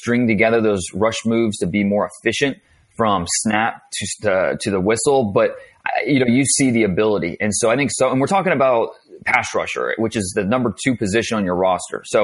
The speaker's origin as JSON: {"language": "English", "town": "Warren", "region": "Ohio", "country": "United States", "tie": "born or raised there", "said": "Warren, Ohio"}